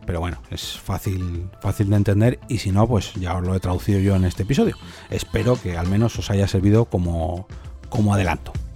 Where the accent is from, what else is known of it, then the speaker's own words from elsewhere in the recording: Spain; este podcast se produce en España, porque soy español